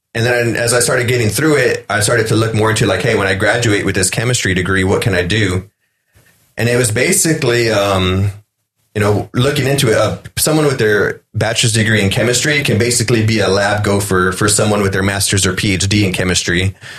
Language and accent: English; Freer, Texas, United States; moved away; small town, um, 2,500. My graduating class was one of the biggest in years